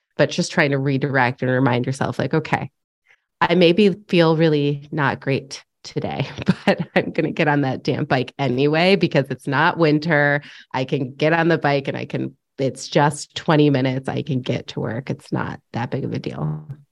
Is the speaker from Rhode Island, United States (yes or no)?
no; upstate New York, United States; moved away as an adult; also born or lived in Los Angeles; just moved back to my hometown in upstate New York